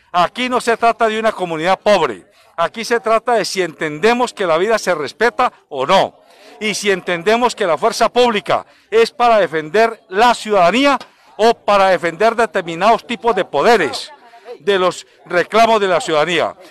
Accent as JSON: {"language": "Spanish", "country": "Colombia", "said": "mi deber como periodista y como ciudadano colombiano"}